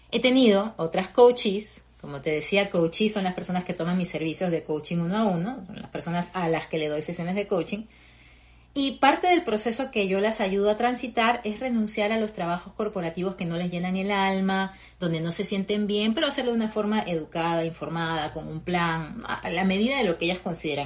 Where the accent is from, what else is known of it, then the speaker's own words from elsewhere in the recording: Peru; moved away as an adult; now in Fort Lauderdale, United States; Soy peruana, llevo ya casi tres años viviendo aquí en Estados Unidos